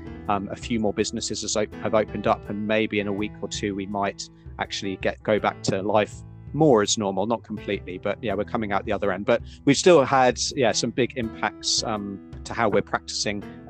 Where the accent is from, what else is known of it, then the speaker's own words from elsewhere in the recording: United Kingdom; moved away as an adult; now in New Zealand; you'll probably tell from my accent, I'm originally from the UK